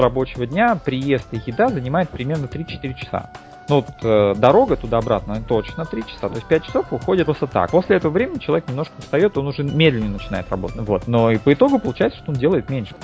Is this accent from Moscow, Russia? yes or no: yes; Moscow, Russia; moved away as an adult; now in Thailand; я родился в Москве, 30 лет в ней прожил, безвылазно